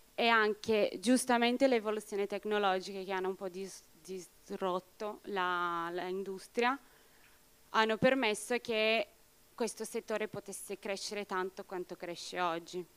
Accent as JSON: {"language": "Italian", "country": "Brazil", "moved": "yes", "lives_now": "Italy", "said": "Io sono brasiliana"}